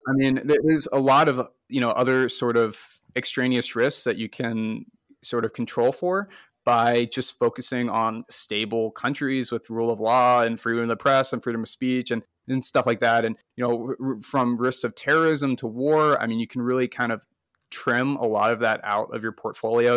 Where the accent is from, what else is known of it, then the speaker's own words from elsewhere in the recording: United States; as an American investor, which I am